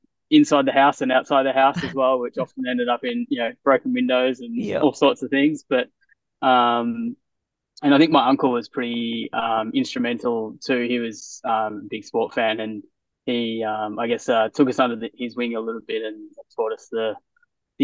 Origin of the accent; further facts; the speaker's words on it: Ballarat, Victoria, Australia; also born or lived in Millbrook, Victoria; I'm originally from Ballarat, down in Victoria